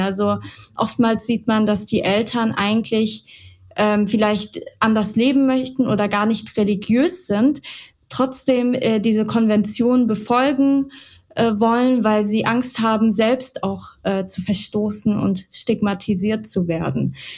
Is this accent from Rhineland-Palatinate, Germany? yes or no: yes; Mainz, Rhineland-Palatinate, Germany; Ja, ich komme aus Mainz.